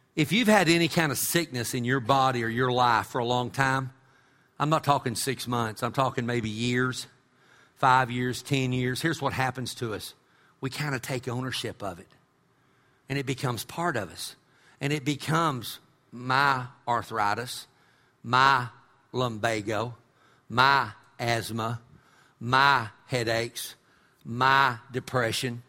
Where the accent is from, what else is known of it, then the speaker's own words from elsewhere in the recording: Amarillo, Texas, United States; when I was a kid growing up in Amarillo